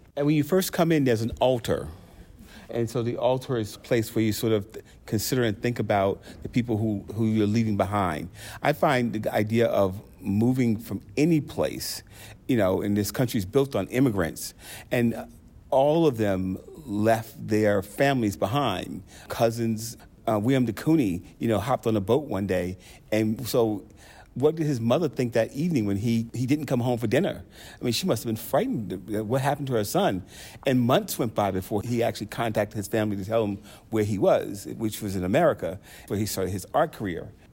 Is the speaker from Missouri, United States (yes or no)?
no; North Carolina, United States; I'm from North Carolina